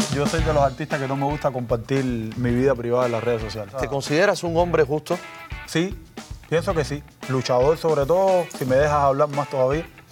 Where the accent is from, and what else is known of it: Cuba